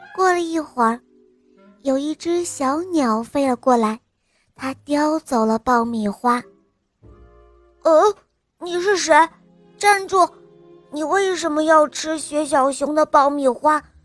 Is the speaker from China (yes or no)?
yes; Jiangsu, China; 我来自江苏